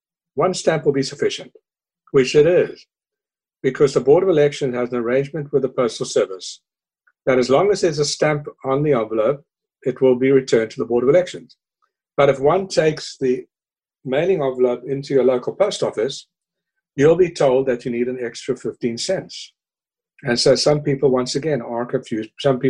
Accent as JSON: {"language": "English", "town": "Cape Town", "region": "Western Cape", "country": "South Africa", "lives_now": "New York, United States", "said": "When people ask me where I'm from, I generally say South Africa because I tend to identify with cities more than with countries. And I regard myself as a Cape Townian and a New Yorker."}